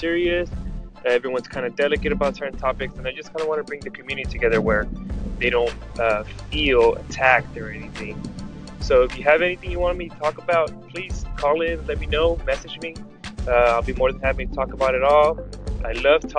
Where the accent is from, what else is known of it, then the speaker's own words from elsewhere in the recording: Los Angeles, California, United States; I am from Los Angeles, California